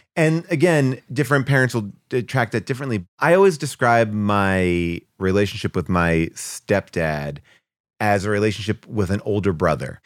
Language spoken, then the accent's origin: English; New York, United States; moved away as an adult; now in Los Angeles, United States; I'm a New York guy. I came from New York, grew up there